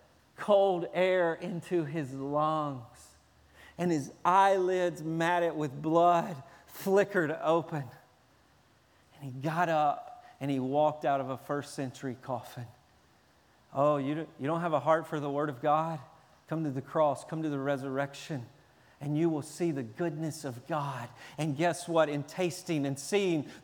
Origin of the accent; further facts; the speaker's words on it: Tennessee, United States; I'm from Tennessee